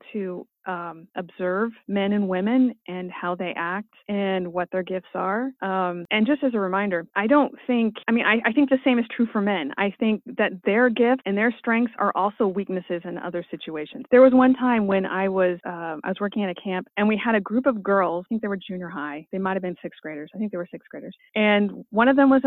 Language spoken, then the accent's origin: English; California, United States; as a Californian